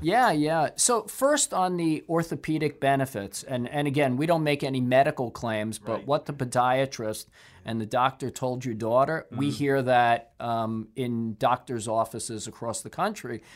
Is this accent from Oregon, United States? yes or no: no; Brooklyn, New York, United States; I'm a guy from Brooklyn